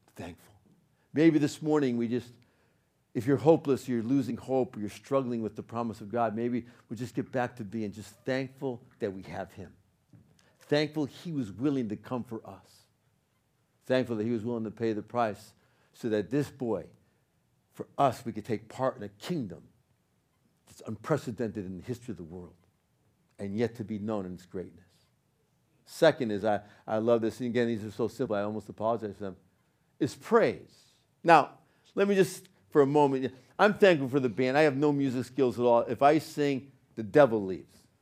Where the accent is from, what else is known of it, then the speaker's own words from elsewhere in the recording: Northeast, United States; accent: New York; I was born in the Northeast, you know, and I got that, I got that little bit of that, that New York thing